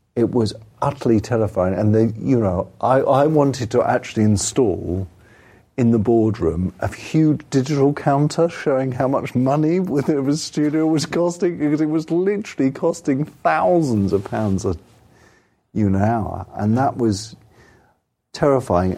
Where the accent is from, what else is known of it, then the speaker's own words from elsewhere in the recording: England, United Kingdom; I'm English